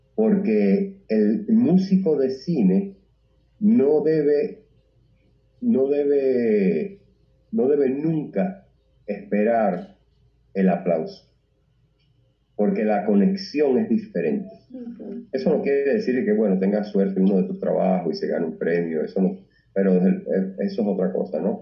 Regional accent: Cuba; also born or lived in Tijuana; now in Puerto Rico; soy cubano

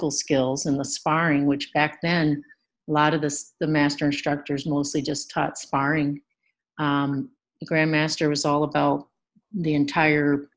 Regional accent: Pennsylvania, United States; moved away as an adult; now in Milwaukee, United States; I grew up in Pennsylvania. I moved here to Milwaukee

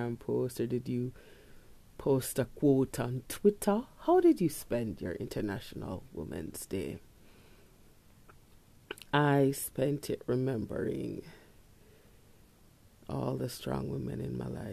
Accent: Kingston, Jamaica; I grew up in Kingston

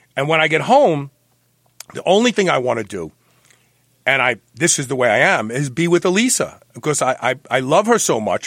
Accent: New York City, New York, United States; I was born at the uh, what was it? The Peck Memorial Hospital, which is gone now. Yep. Yeah, Bed Stuy

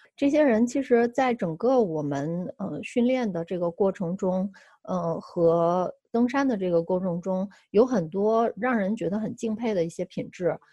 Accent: China; moved away; 其实二零一五年回国之前，我一直从事，呃，生态和可持续性发展设计

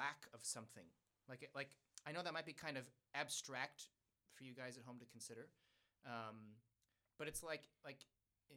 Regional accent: United States; I speak English because I was born in the United States

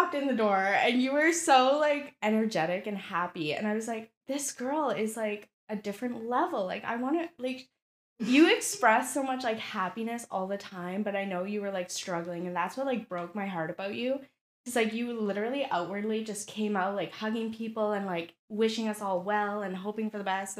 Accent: Sault Ste. Marie, Ontario, Canada; we're from a small city

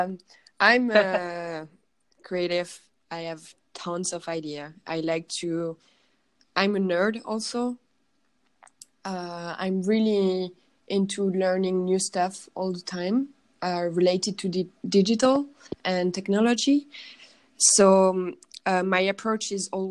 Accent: Paris, Île-de-France, France; English is a second language; moved away as an adult; now in Berlin, Germany; I'm from Paris. I grew up in Paris, but I'm Polish from my family

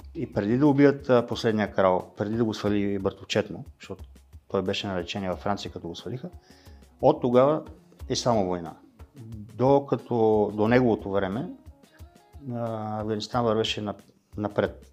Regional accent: Bulgaria; ние като българи, е, в смисъл аз като български мъж

